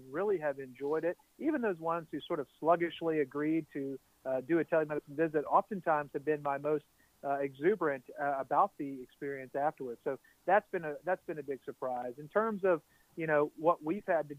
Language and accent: English; Baton Rouge, Louisiana, United States; I'm from Baton Rouge, Louisiana.